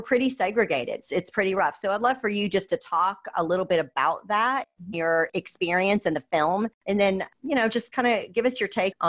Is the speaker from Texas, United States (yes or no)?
yes; Austin, Texas, United States; she happens to be from my hometown of Austin, Texas.